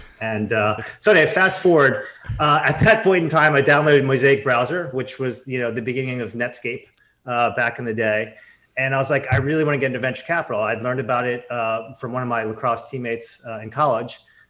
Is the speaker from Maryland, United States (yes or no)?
yes; Baltimore, Maryland, United States; growing up in Baltimore, I didn't even know anything about college lacrosse.